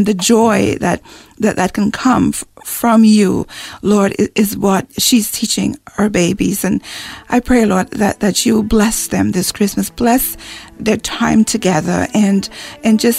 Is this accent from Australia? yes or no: no; St. Lucia; moved away; I'm from the West Indies in St. Lucia.